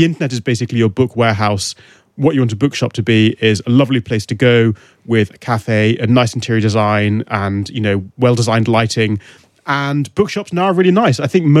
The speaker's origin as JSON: {"language": "English", "town": "Newcastle upon Tyne", "region": "North East England", "country": "United Kingdom", "tie": "born or raised there", "also_born_or_lived": "Whitley Bay", "moved": "yes", "said": "growing up in Newcastle, nobody knew what a flat white was."}